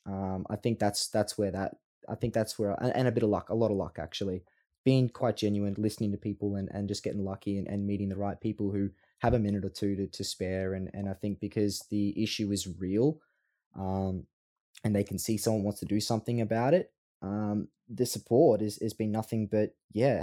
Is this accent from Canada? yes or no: no; Australia; Australians love Australians